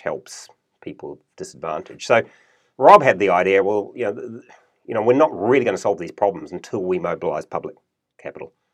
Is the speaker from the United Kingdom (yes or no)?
no; New Zealand; moved away as an adult; also born or lived in United States / Germany / Melbourne, Australia; now in Australia; I was born in New Zealand, grew up in New Zealand, went to university in New Zealand